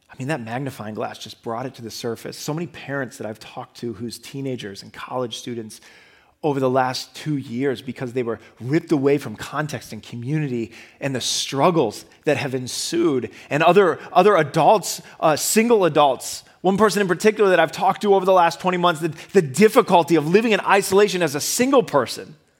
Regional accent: Midwest, United States; moved away as an adult; now in Boston, United States; I grew up in the Midwest and then I came here to Boston

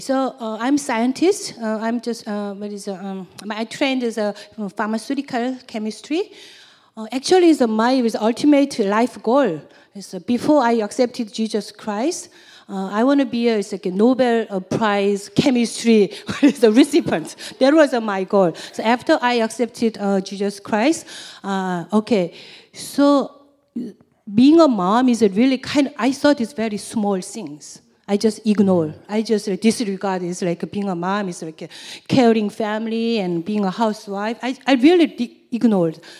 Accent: South Korea; English is a second language; moved away; I'm from South Korea

